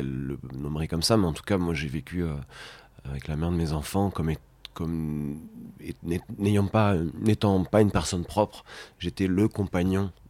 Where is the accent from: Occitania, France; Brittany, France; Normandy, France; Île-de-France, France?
Brittany, France; Rennes; accent: Gers; Euh, euh, c'est une anecdote, hein, mais en fait, c'est une. Donc moi, je, suis originaire de Rennes, donc pas